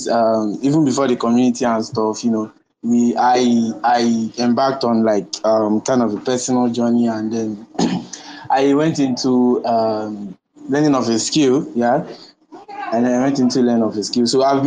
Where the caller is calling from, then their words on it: Enugu State, Nigeria; Okay, I'm tuning in from Enugu State, yeah.